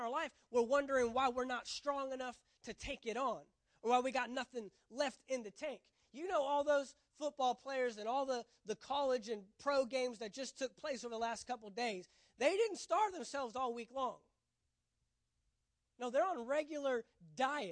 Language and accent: English; Texas, United States; I'm from Texas